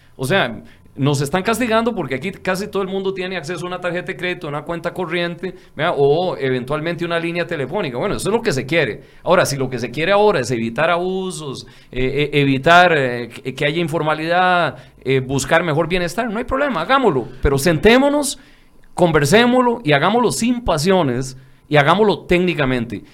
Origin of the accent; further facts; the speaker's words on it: Barrio Córdoba, San José, Costa Rica; nací, soy hijo de Barrio Córdoba, nieto de Tierra Blanca y Palmares.